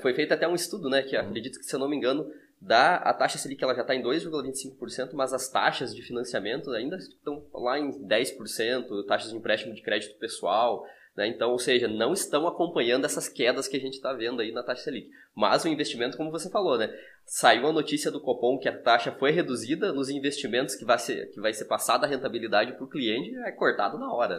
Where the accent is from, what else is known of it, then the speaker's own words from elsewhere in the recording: interior of Santa Catarina, Brazil; nós somos do interior de Santa Catarina